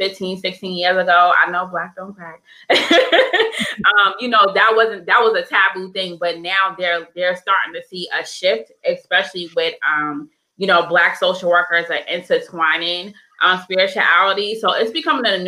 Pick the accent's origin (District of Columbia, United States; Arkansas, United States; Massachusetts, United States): Massachusetts, United States; Boston; now in Alabama, United States; I live in Alabama, as you guys know, but I'm from Boston, Massachusetts